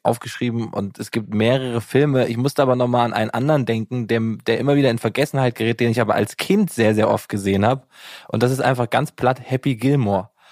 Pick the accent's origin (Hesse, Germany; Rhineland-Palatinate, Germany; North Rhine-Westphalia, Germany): Hesse, Germany; Giessen; ich komme ja aus Gießen